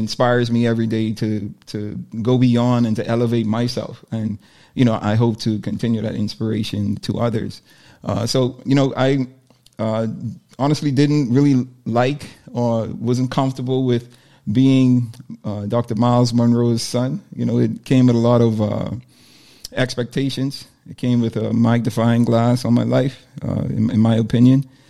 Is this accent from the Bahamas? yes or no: yes; Nassau, New Providence, Bahamas; I'm born and raised in Nassau, Bahamas.